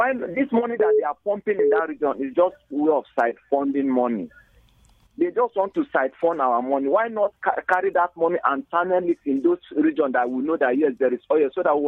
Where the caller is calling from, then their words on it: Jos, Plateau, Nigeria; I'm calling from Old Bukuru Park.